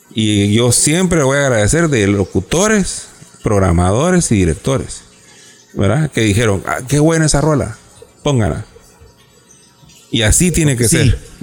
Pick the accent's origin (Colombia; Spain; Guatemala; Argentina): Guatemala; los dos somos guatemaltecos